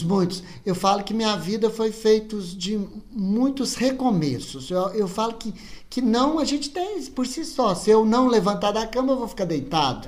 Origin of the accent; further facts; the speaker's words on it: Nova Serrana, Minas Gerais, Brazil; accent: mineiro; eu sou de Nova Serrana